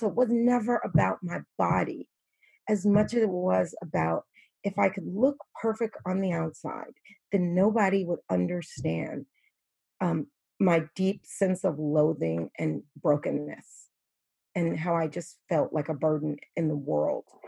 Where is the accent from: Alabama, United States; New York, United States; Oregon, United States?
New York, United States; I'm from New York